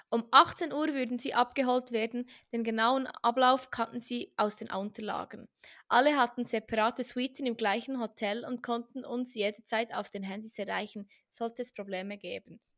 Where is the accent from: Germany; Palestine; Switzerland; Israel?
Switzerland; Bern; Ja, ich bin in Bern aufgewachsen. Den Akzent bringe ich nicht ganz heraus. Das ist mir auch nicht so wichtig. Ich liebe meine Heimat.